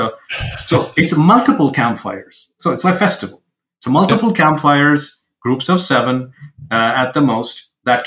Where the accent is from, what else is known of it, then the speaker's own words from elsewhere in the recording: India; now in Seattle, United States; I come from India